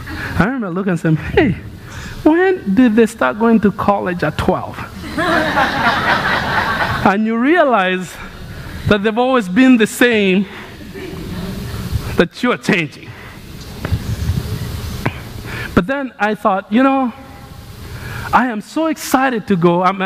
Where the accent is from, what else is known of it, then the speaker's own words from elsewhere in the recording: Kenya; moved away as an adult; now in United States; I grew up in Kenya. But I've lived about half my life in Kenya and half my life in the United States. My childhood was in Kenya